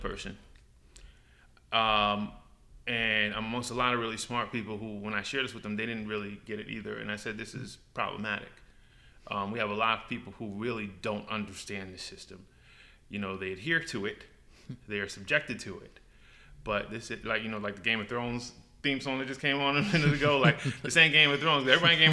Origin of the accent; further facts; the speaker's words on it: New York City, New York, United States; also born or lived in North Carolina; I grew up in New York. I grew up in Brooklyn and probably spent my formative years in the Bronx, North Bronx, Co-op City